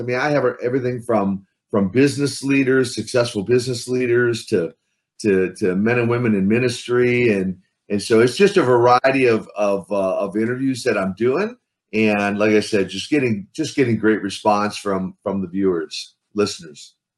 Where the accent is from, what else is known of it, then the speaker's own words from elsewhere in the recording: Midwest, United States; I grew up in the Midwest, so uh, and that's the Midwest of the USA, not the Midwest of Russia